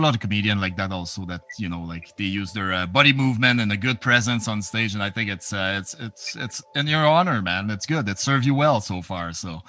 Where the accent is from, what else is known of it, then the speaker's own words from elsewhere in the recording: Edmonton, Alberta, Canada; I'm an Edmonton guy